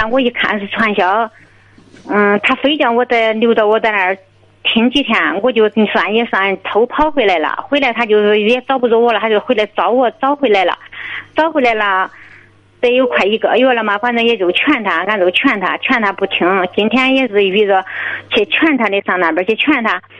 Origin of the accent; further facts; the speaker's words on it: Liaocheng, Shandong, China; 我是聊城的